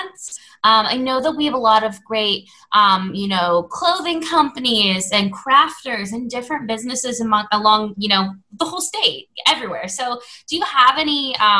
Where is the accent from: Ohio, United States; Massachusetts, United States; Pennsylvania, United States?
Pennsylvania, United States; Pittsburgh; now in West Virginia, United States; I am from Pittsburgh and I love Pittsburgh with my whole heart.